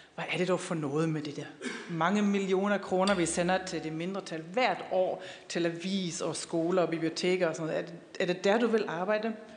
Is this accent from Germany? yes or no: yes; Wuppertal, North Rhine-Westphalia, Germany; Danish is a second language; moved away; also born or lived in Aarhus; Jeg kommer jo fra Wuppertal og boede dengang i Aarhus